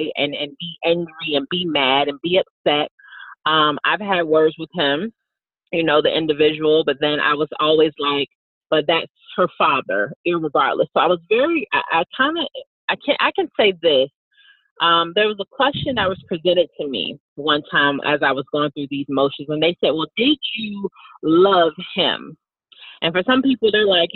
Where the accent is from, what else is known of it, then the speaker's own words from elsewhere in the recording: Virginia, United States; moved away as an adult; also born or lived in Texas; I ended up moving back to my hometown in Virginia